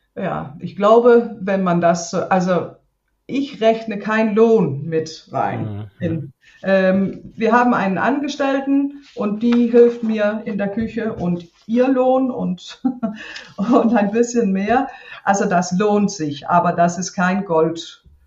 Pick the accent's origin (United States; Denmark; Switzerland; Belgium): Denmark; German is a second language; ich bin ja auf dem Land aufgewachsen hier